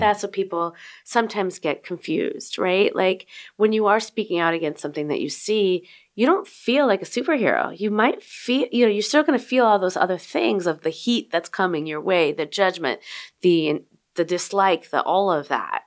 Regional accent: Chicago, Illinois, United States; also born or lived in Berwyn, Illinois; Chicago, Illinois

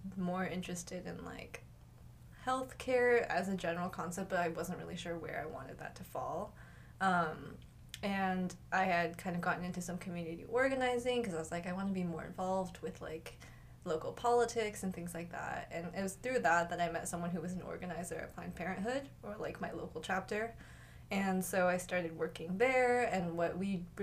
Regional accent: Seattle, Washington, United States; moved away; I'm from Seattle, Washington, so big West Coast girl

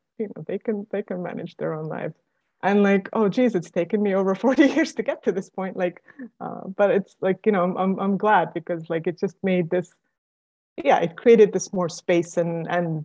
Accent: Estonia; moved away; I'm originally from Estonia.

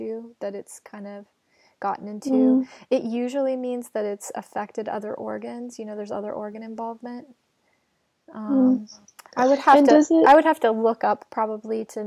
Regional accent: Montana, United States; moved away; I lived in Montana. I'm from Montana.

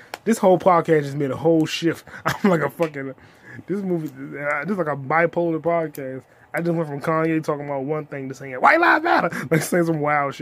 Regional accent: United States; I'm black, I'm American, foundational black American

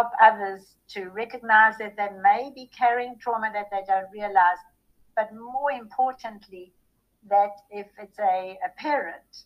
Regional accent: South Africa; moved away as an adult; now in Texas, United States; Growing up in South Africa during the apartheid era was a trauma for a very sensitive little girl like me

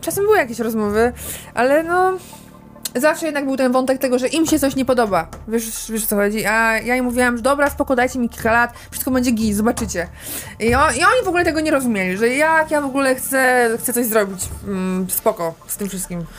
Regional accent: Warsaw, Masovian Voivodeship, Poland; urodziłam się w Warszawie

